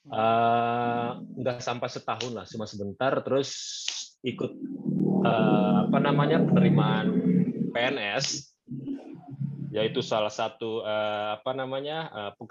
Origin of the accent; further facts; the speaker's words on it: Bogor, West Java, Indonesia; Ah, lahir di Bogor, besar di Bogor. Uh, sekolah di Bogor juga. Jadi sekolah di SMA Negeri 1 Bogor, kuliah di Jakarta